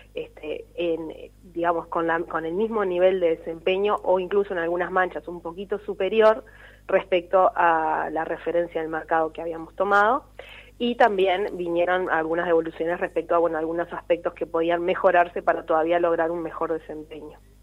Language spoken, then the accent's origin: Spanish; Canelones, Uruguay; Tanto nosotros somos de Canelones